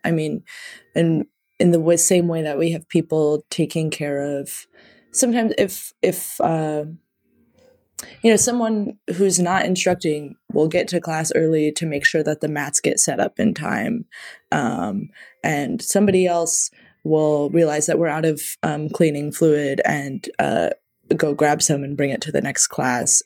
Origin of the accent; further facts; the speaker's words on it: a small Midwestern town, United States; now in Chicago, United States; I'm from a, a small Midwestern town